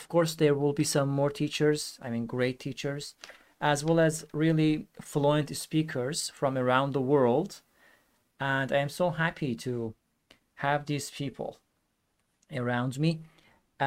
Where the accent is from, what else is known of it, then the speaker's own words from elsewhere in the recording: Iran; English is a second language; now in Istanbul, Turkey; I am originally from Iran, but I live in Istanbul, Turkey.